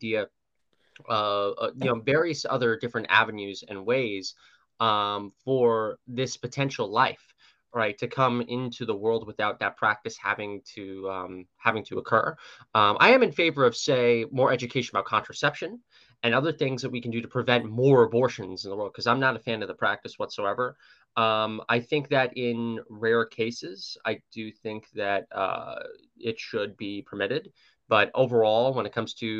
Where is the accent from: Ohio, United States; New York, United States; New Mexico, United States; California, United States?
New York, United States; my home state of New York, which, New York City's pretty blue, but I live in a red congressional district